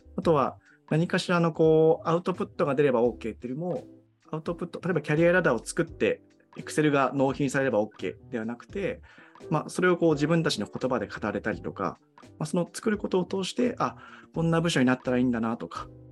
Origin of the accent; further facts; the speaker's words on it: Tohoku, Japan; moved away; あの僕自身東北出身